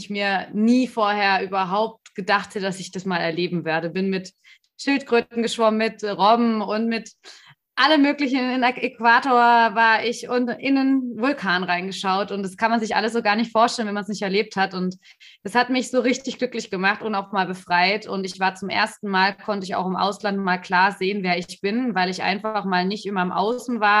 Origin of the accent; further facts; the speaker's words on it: Stuttgart, Baden-Württemberg, Germany; now in Berlin, Germany; Also ich wohne jetzt in Berlin, ich bin eigentlich aus Stuttgart, aus dem Ländle. Dementsprechend auch mit äh, solchen Werten teilweise aufgewachsen.